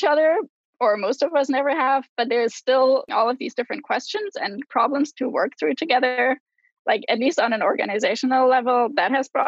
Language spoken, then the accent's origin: English; Germany; English is a second language; I'm from Germany. I want to go home.